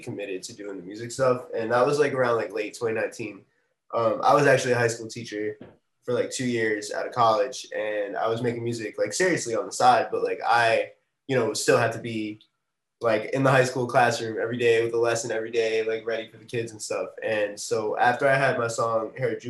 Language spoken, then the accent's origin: English; New York City, New York, United States; I'm from Queens, New York, Astoria to be exact